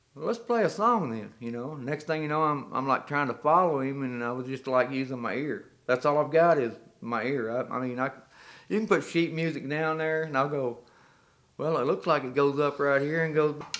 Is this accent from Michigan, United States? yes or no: no; Clarksville, Arkansas, United States; I was born in Clarksville, Arkansas